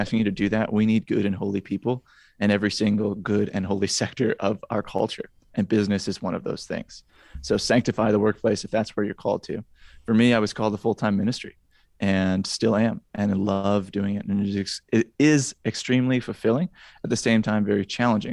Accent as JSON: {"language": "English", "region": "Wisconsin", "country": "United States", "moved": "yes", "lives_now": "Indiana, United States", "said": "I'm from Wisconsin originally"}